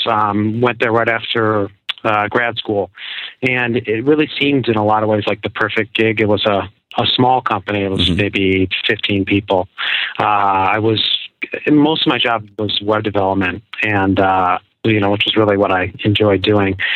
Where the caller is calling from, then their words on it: Newburyport, Massachusetts, United States; Actually, uh, Newburyport, so kind